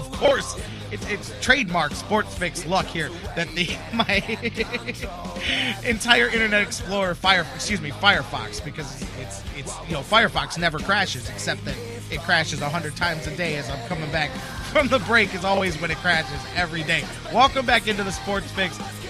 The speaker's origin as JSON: {"language": "English", "town": "Cleveland", "region": "Ohio", "country": "United States", "said": "how proud we are to be from Cleveland, to be in Cleveland"}